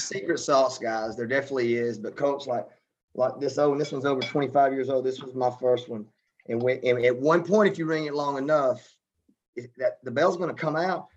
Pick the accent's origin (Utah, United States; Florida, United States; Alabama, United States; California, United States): Alabama, United States; moved away; I'm from Alabama